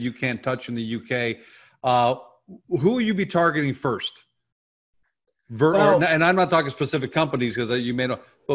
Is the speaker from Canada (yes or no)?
yes; Canada; I'm Canadian